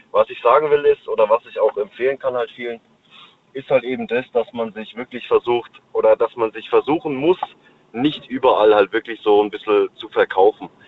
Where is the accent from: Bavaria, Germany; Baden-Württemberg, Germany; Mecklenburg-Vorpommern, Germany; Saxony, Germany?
Baden-Württemberg, Germany; Pforzheim; born there; now in Offenburg, Germany; Also geboren bin ich in Pforzheim und äh, jetzt aktuell lebe ich auch im Schwarzwald tatsächlich, ja.